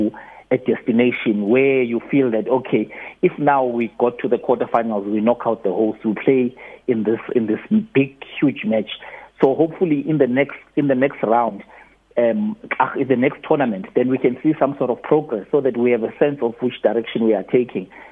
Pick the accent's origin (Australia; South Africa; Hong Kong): South Africa; we are South African.